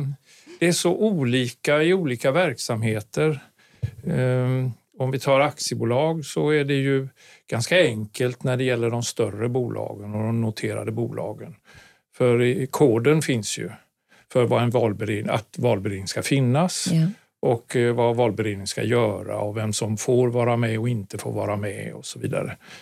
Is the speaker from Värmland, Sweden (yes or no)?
no; Gothenburg, Västra Götaland, Sweden; moved away; also born or lived in Karlstad / Stockholm; Jag är göteborgare från mm. början